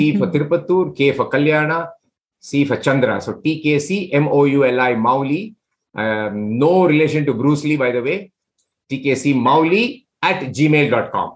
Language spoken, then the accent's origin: English; India; I'm from India